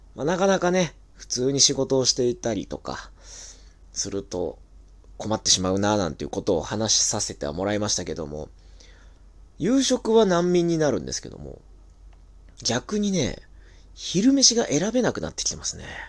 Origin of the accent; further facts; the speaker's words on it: Tokyo, Japan; 東京生まれ東京育ち